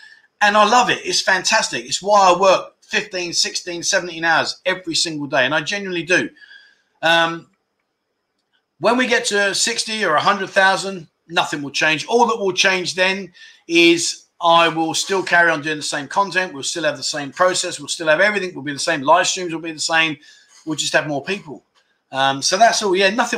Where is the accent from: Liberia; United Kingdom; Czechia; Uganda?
United Kingdom; Scotland; No, my friend. No, I haven't had the vaccine. I'm Scottish.